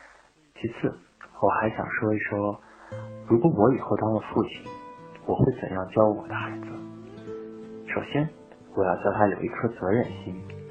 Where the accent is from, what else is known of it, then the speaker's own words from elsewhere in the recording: Urumqi, Xinjiang, China; 我是一名来自乌鲁木齐的高二中学生。